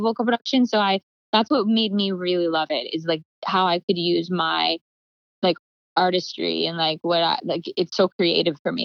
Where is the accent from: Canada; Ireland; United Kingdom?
Canada; Calgary, Alberta; moved away; I grew up in Calgary where it's like there was like no music industry